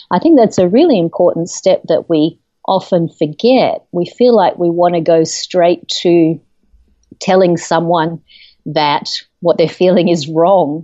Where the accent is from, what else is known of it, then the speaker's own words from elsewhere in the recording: Australia; moved away as an adult; now in United States; I'm originally from Australia. I've lived in the United States for about 13 years now